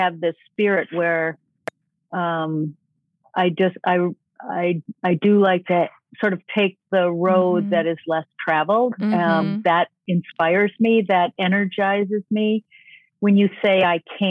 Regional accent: St. Paul, Minnesota, United States; I grew up in St. Paul

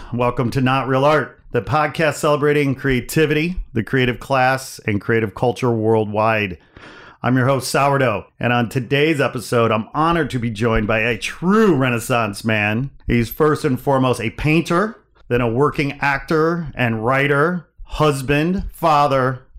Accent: Midwest, United States; Man, Midwest. I grew up in the Midwest. I left in the Midwest for very good reason.

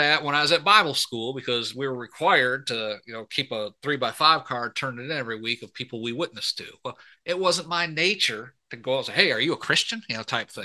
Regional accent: about forty miles north of Detroit, Michigan, United States; I grew up in Michigan, so you know, yeah, about mm-hmm. about forty miles north of Detroit

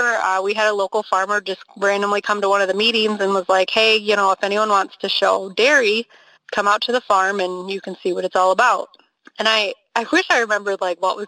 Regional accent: Milwaukee, Wisconsin, United States; now in Hazel Green, United States; I grew up near Milwaukee, Wisconsin, and now I live on the other side of the state in southwest Wisconsin in Hazel Green

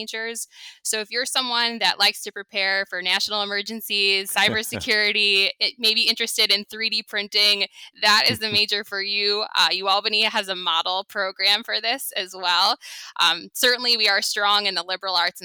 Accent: Long Island, New York, United States; also born or lived in Syosset / Albany; I grew up on Long Island.

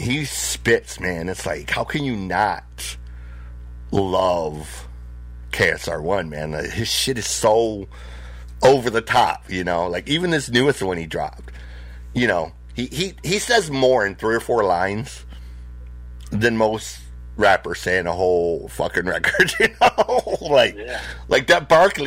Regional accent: Flint, Michigan, United States; When I went into foster care, I ended up on the north side of Flint

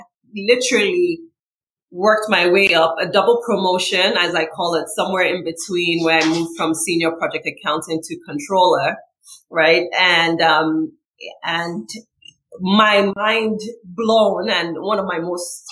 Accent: Nigeria; moved away as an adult; also born or lived in New York City, United States; now in United States; I came from Nigeria to go to college here

